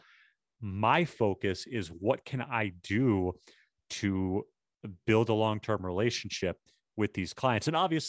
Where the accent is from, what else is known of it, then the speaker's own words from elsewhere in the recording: Boston, Massachusetts, United States; now in New York, United States; Dude, I'm from Boston and I live in New York. Very, very few things offend me.